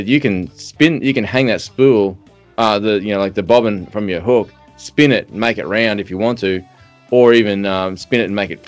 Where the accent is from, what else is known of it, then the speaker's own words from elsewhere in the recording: Australia; I'm Australian